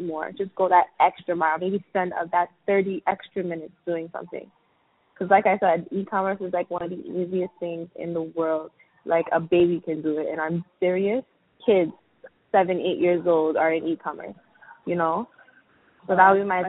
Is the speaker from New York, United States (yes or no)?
yes; New York City, New York, United States; I'm from Brooklyn, New York